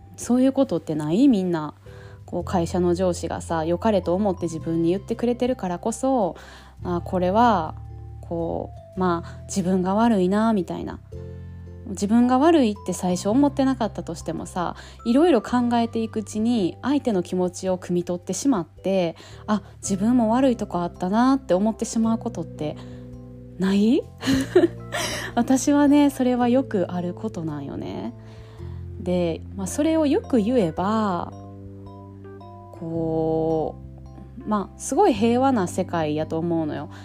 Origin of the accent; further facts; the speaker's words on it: Japan; also born or lived in France; 日本で生まれ育ってきてる